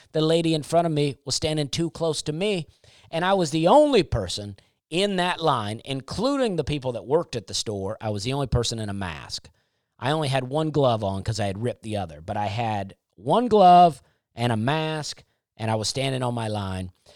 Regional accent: United States; I'm an American

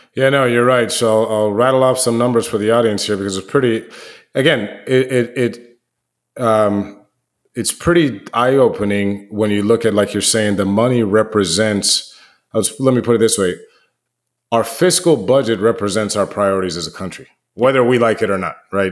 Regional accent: D.C. area, District of Columbia, United States; moved away; I grew up outside the Washington, D C area

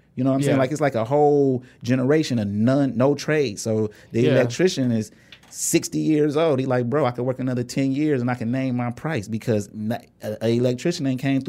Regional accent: Inkster, Michigan, United States; because like we grew up in Inkster, but we went to Taylor schools.

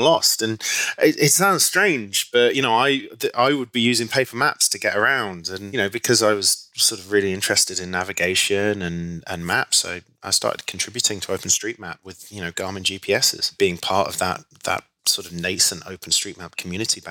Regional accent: Leicester, East Midlands, United Kingdom; moved away as an adult; also born or lived in Nottingham / Nancy, France / East Africa; now in New York, United States; got into Leicester University, which is my hometown university

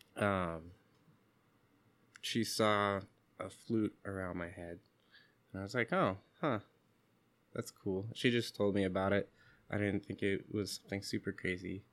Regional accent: Seattle, Washington, United States; When I was younger, growing up in Seattle, where the communities are confusing and mixed, I didn't have much sense of my indigenous background.

